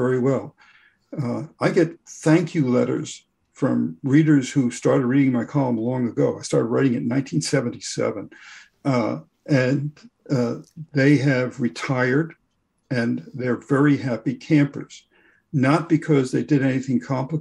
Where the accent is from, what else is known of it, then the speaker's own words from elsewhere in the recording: Boston, Massachusetts, United States; I'm from Boston.